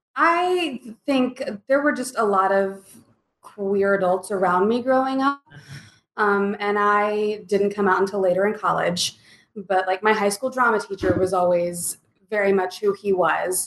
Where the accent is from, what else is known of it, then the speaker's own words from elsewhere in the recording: the Bible Belt, United States; moved away as an adult; now in Lawrence, United States; I'm, I'm from Bible Belt